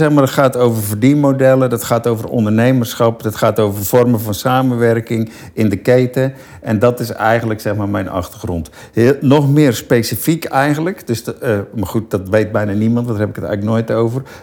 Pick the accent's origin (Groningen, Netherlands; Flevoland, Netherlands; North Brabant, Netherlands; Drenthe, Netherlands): North Brabant, Netherlands; Land van Heusden en Altena; moved away as an adult; now in Rotterdam, Netherlands; Ik ben een boerenzoon. Dus, eh, Oh ja, van welke, welke regio? Noord-Brabant. Ik kom van Noord-Brabant, land van Neus en Altena.